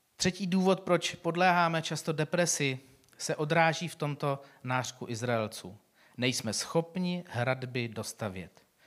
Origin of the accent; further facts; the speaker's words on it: Czechia; my jako Češi